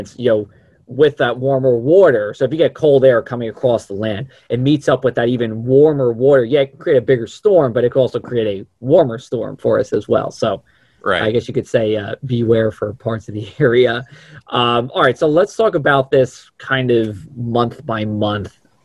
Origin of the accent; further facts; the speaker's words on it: New Jersey, United States; now in South Jersey, United States; I'm from New Jersey, but not from South Jersey. So I moved south